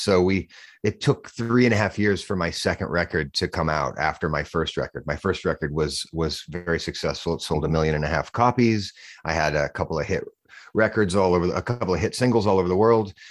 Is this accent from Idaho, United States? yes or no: yes; Boise, Idaho, United States; moved away as an adult; also born or lived in California / New York City; I live in Boise, Idaho. It's where I grew up.